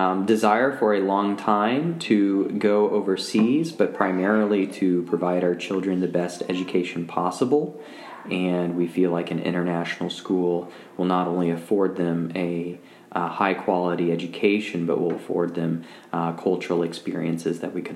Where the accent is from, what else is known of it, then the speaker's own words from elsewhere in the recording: Kansas City, Missouri, United States; moved away as an adult; also born or lived in Maryville; now in St. Joseph, United States; since we grew up in Kansas City.